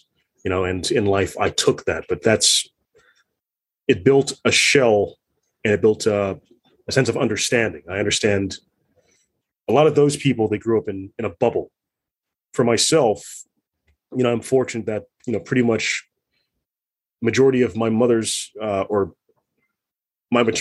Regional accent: United States; When I'm with my Filipino family, I am Filipino, but I have my other identity and I am pretty American

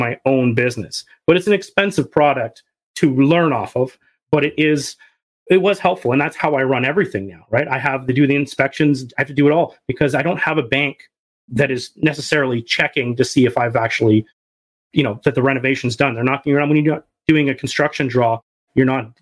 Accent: Canada; I'm a Canadian

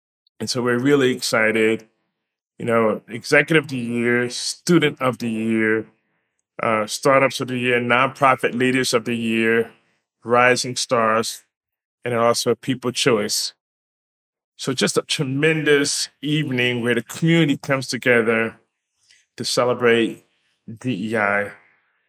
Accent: New York, United States; being a resident, born and raised in New York

